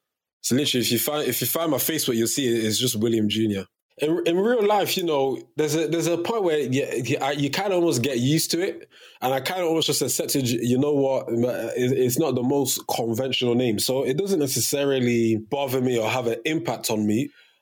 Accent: Cameroon; was born, 1999, you know, Fresh Prince and all that, it was very, very popular in Cameroon, which is my home country.

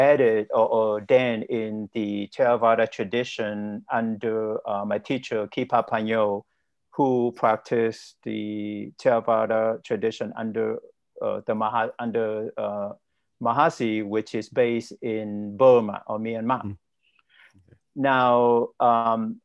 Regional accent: Vietnam; moved away as an adult; also born or lived in Cleveland, Ohio; now in United States; I was born and raised in Vietnam, and ethnically, I'm Chinese

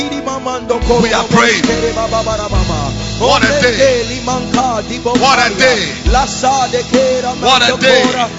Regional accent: Ghana; I'm a Ghanaian.

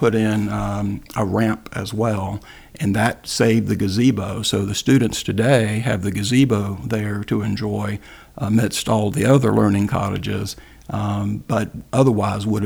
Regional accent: Greensboro, North Carolina, United States; moved away; I'm from Greensboro, North Carolina, and my father early on was the go-to guy for our larger neighborhood, for the west side of Greensboro, North Carolina

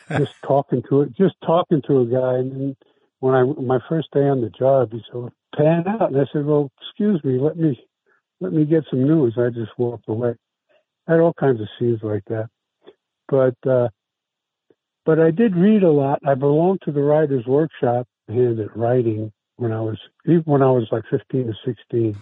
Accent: New York City, New York, United States; first language Italian; English is a second language; moved away as an adult; now in San Francisco, United States; I was raised in New York. I come from New York. I come from South Brooklyn.

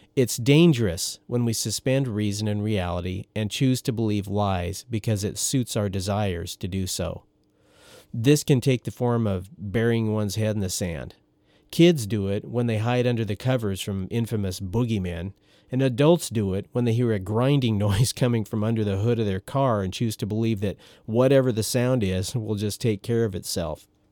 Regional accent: Oregon, United States; moved away as an adult; also born or lived in Storm Lake, Iowa; where I grew up in Oregon

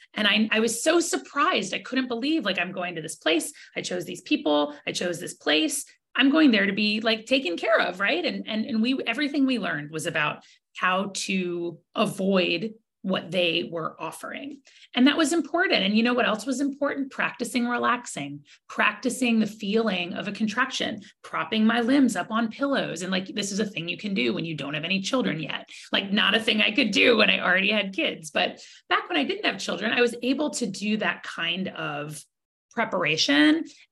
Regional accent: Georgia, United States; as a kid growing up in Georgia with like abstinence only education

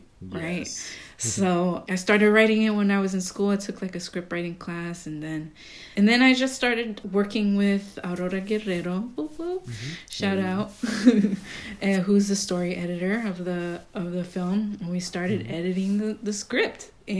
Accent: Costa Rica; the frutero who goes around my neighborhood in the area that like I grew up in Costa Rica?

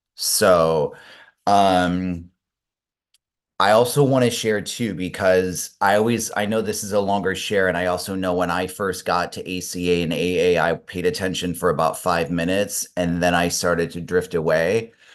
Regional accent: Omaha, Nebraska, United States; also born or lived in Spain; now in Los Angeles, United States; I grew up in Omaha, Nebraska

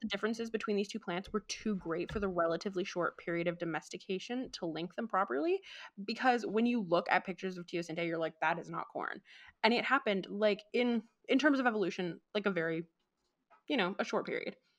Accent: Vancouver, British Columbia, Canada; we're from Vancouver and it's not, like, a particularly cold area

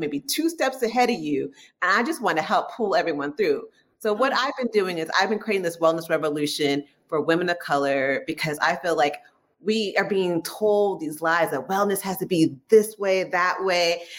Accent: San Francisco Bay Area, California, United States; I am from San Francisco Bay Area. So I always tell people if you hear the word hella, don't be surprised because it is my hella favorite word

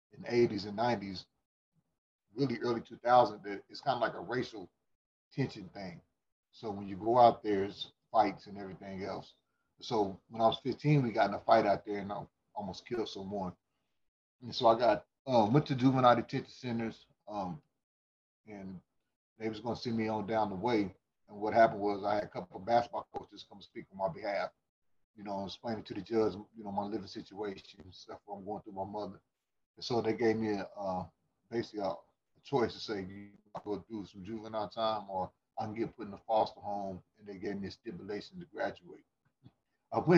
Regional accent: Sedalia, Missouri, United States; I'm originally from Sedalia, Missouri

